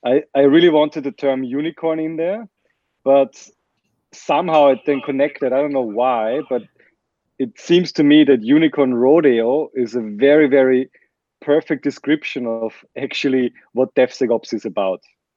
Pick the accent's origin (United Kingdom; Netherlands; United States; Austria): Austria; Vienna; English is a second language; Yes, I'm from Vienna, and it's a very German last name.